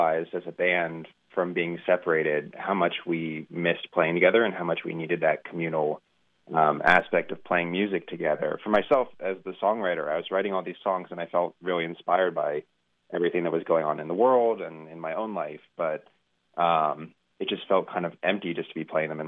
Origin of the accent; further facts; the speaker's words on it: United States; I was born in the States, but my dad was born in Scotland